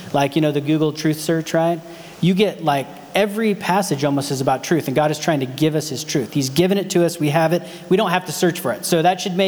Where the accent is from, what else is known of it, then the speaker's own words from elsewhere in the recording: Modoc, California, United States; where I grew up in Modoc, like there was real cowboys